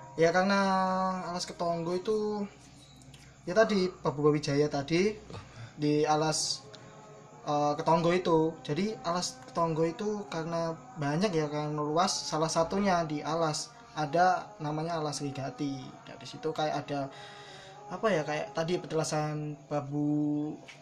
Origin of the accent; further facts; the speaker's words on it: Ngawi, East Java, Indonesia; aku sebagai orang Ngawi